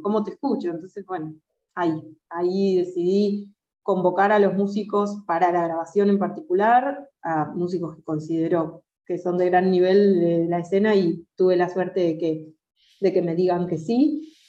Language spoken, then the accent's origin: Spanish; Argentina; soy una cantante argentina